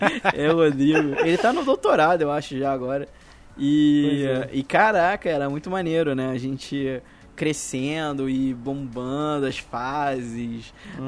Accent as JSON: {"language": "Portuguese", "country": "Brazil", "said": "como brasileiro"}